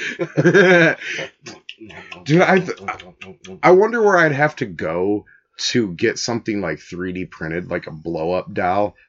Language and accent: English; Illinois, United States; we're from Illinois